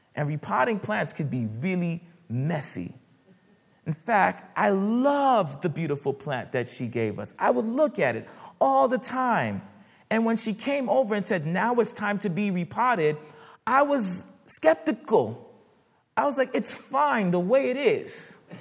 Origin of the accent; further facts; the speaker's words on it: United States; my parents immigrated from Haiti and uh, when I was much younger, uh, the, uh, growing up in the United States